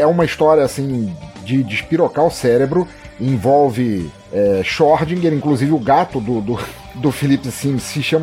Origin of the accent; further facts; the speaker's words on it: Angola; born there; eu não sou brasileiro, eu, é, nasci em Angola, mas sou filho de portugueses e tal.